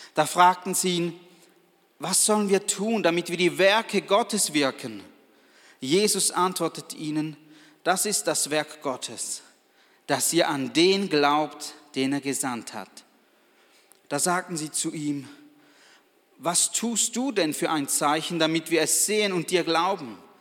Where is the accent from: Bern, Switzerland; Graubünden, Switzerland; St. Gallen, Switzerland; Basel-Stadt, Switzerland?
St. Gallen, Switzerland; Balgach; ich bin aus Balgach, einem Weindorf